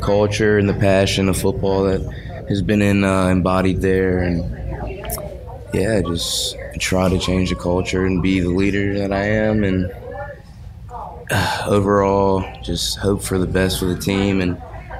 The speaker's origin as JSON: {"language": "English", "town": "Oak Hills", "country": "United States", "tie": "born or raised there", "said": "My family grew up in Oak Hills. I grew up in Oak Hills"}